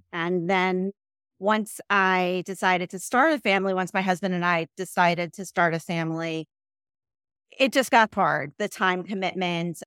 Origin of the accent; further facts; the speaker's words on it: New York, United States; moved away as an adult; also born or lived in Chicago, United States; I grew up in New York about almost an hour outside of New York City